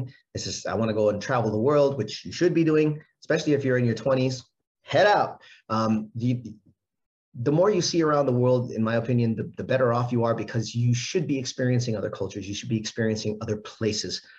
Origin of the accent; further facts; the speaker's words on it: Hawaii, United States; I'm from Hawaii